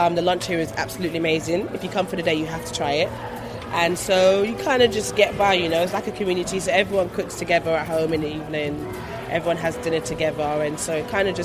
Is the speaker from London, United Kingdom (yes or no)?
yes; London, United Kingdom; I'm from London.